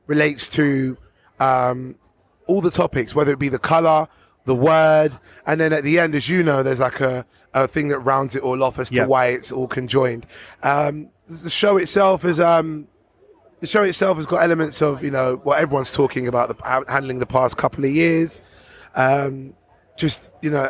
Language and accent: English; London, United Kingdom; moved away as an adult; also born or lived in Harrow; now in Bedfordshire, United Kingdom; Wembley has been my upbringing. I'm a Londoner through Northwest London